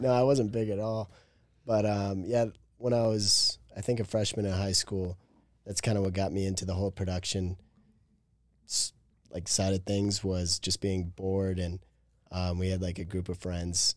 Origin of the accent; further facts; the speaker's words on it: Wisconsin, United States; moved away as an adult; also born or lived in Chicago, Illinois; I was born in Chicago. I lived there for five, five and a half years and then moved north to Wisconsin. And then that's where I've lived until last June when I moved here